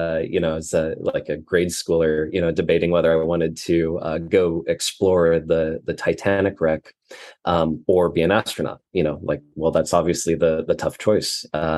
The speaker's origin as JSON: {"language": "English", "town": "Fremont", "region": "Nebraska", "country": "United States", "tie": "born or raised there", "also_born_or_lived": "Los Angeles, California", "moved": "as an adult", "said": "I grew up in Fremont, Nebraska."}